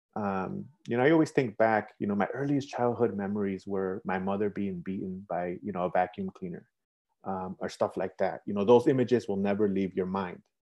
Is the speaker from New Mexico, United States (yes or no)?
no; Chicago, Illinois, United States; So I went to school here, I went to high school here, I live here